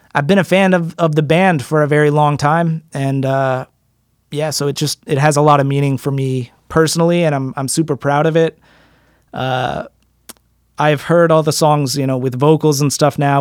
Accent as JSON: {"language": "English", "town": "Frederick", "region": "Maryland", "country": "United States", "tie": "born or raised there", "accent": "American", "said": "where I live and where I grew up in Frederick, Maryland"}